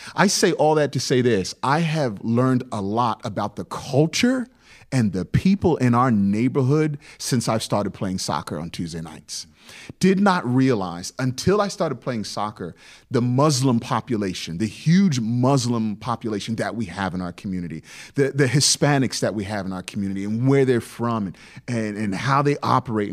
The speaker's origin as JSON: {"language": "English", "area": "Hampton Roads", "region": "Virginia", "country": "United States", "tie": "born or raised there", "said": "growing up in the Hampton Roads area"}